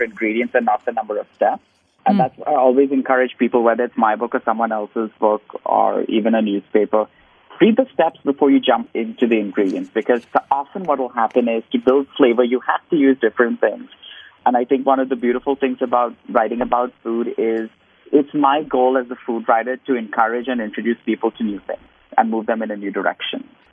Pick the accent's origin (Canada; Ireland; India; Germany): India; moved away as an adult; now in United States; growing up in India.